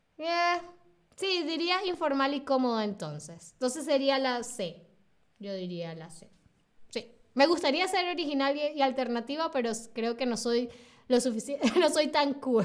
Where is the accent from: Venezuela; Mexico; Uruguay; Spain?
Venezuela; Soy de Venezuela, Sylvain. Soy de Venezuela